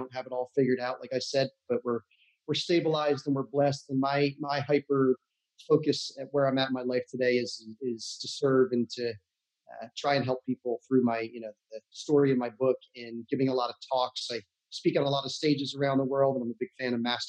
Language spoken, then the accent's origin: English; United States; moved away as an adult; also born or lived in Santa Barbara, California; I grew up in New York, New Jersey, on the other side of the country